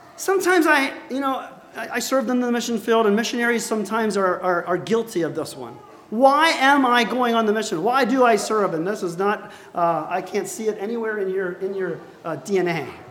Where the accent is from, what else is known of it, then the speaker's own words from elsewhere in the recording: United States; I'm an American